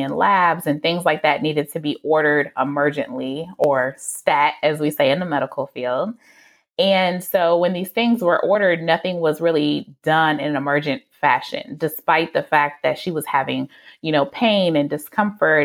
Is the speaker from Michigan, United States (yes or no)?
yes; Detroit, Michigan, United States; I am from the Metro Detroit area